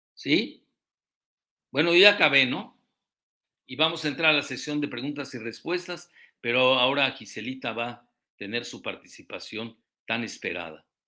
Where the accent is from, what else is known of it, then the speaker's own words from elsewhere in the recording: Yucatán, Mexico; soy yucateco